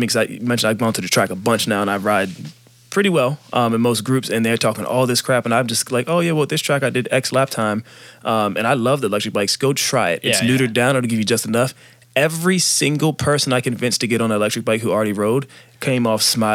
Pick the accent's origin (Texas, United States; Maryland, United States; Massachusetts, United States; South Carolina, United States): Maryland, United States; moved away; I'm actually from Maryland originally